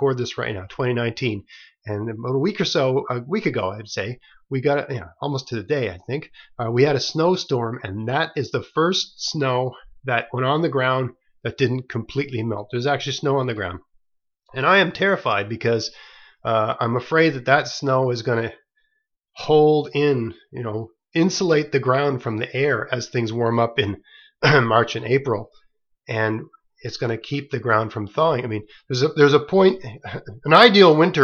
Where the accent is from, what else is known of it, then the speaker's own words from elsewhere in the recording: the Maritimes, Nova Scotia, Canada; I'm from the Maritimes, and here in this part of the world